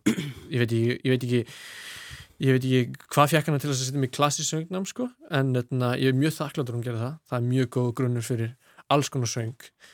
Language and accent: Icelandic; Reykjavík, Capital Region, Iceland; moved away as an adult; now in London, United Kingdom; ég ólst upp í Vesturbænum